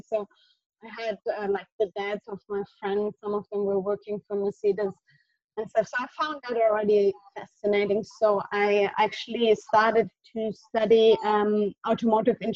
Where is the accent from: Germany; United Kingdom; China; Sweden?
Germany; Southern Germany; English is a second language; moved away; originally I'm from Germany. I grew up um, in a south part